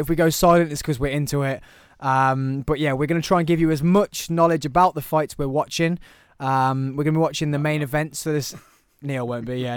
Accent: Birmingham, West Midlands, United Kingdom; also born or lived in Truro, Cornwall; I'm definitely from Birmingham.

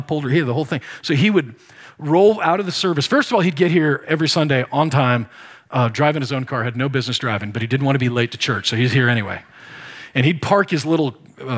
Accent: Nebraska, United States; I grew up in Nebraska

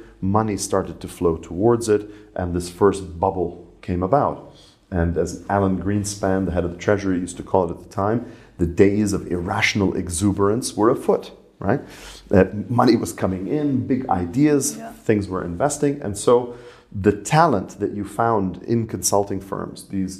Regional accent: Ras Tanura, Eastern Province, Saudi Arabia; And I grew up in Saudi Arabia.

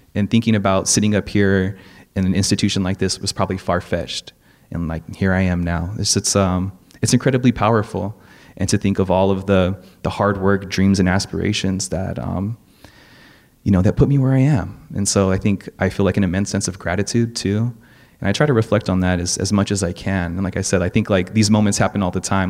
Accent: Gardena, California, United States; I'm from South Bay. I grew up in Gardena

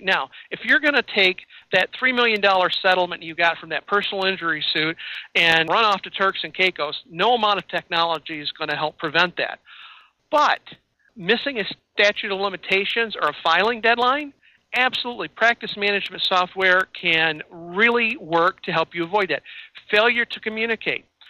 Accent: Illinois, United States; now in Wisconsin, United States; I'm in I'm in Wisconsin but I come from Illinois

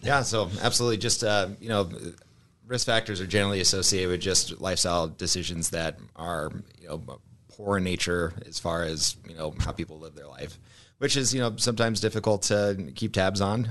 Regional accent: Omaha, Nebraska, United States; I'm from Omaha, uh, born and raised

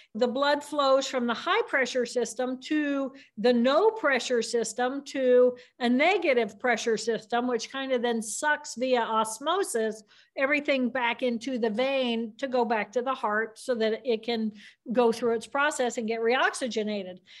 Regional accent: Indiana, United States; I grew up in Indiana, which is a great place to grow up

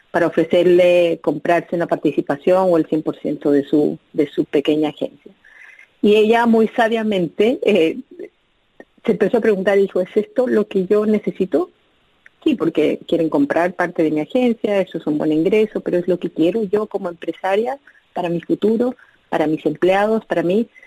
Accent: Bolivia; moved away as an adult; also born or lived in Chile; now in United States; yo nací en Bolivia, eh, crecí en Bolivia

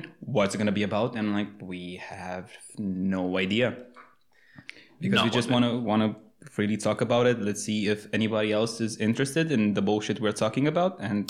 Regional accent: Arad, Arad County, Romania; moved away as an adult; now in Timișoara, Romania; I'm 25. I'm from Arad, moved to Timișoara in college.

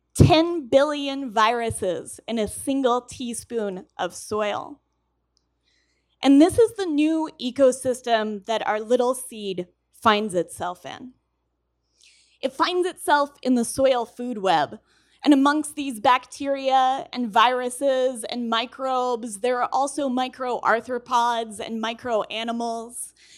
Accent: Colorado, United States; I'm from Colorado

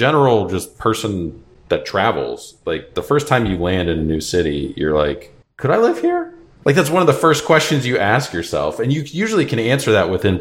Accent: Cape Cod, Massachusetts, United States; I grew up on Cape Cod

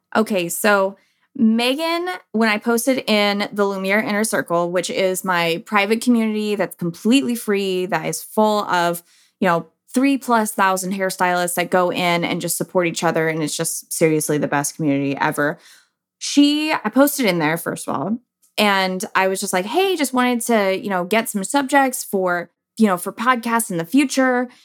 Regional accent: San Diego, California, United States; now in Texas, United States; I'm a Cali girl. Like, I am from San Diego

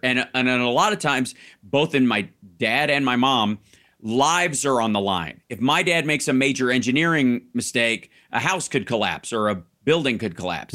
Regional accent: Kentucky, United States; moved away; also born or lived in Chicago / Florida; growing up in Kentucky

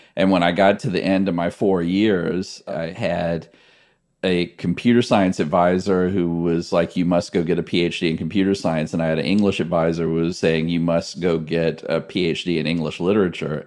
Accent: Gladys, Virginia, United States; I grew up in rural central Virginia in this town called Gladys

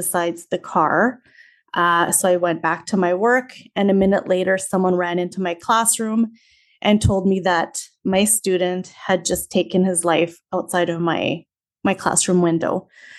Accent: Canada; also born or lived in Saskatchewan; I am from Canada. I live in the Canadian prairies in the province of Saskatchewan

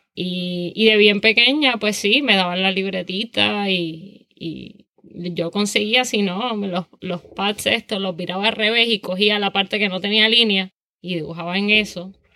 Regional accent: Toa Baja, Puerto Rico; also born or lived in San Juan, Puerto Rico / Savannah, United States; nací en San Juan, criada en Toa Baja

